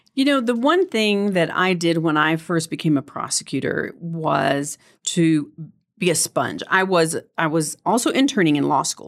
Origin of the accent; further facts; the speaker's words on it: El Paso, Texas, United States; moved away; also born or lived in New Mexico; I was born and raised in El Paso.